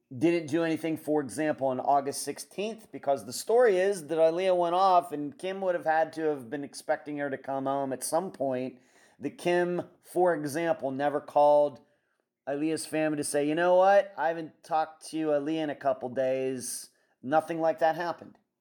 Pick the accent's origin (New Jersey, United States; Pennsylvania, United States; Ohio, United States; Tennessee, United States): Pennsylvania, United States; moved away; also born or lived in Las Vegas, Nevada; living, growing up in Pennsylvania, uh, I, when I eventually lived a lot, moved to Las Vegas